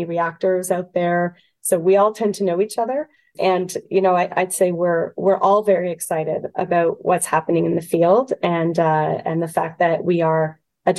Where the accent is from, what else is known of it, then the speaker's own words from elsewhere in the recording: Canada; as a Canadian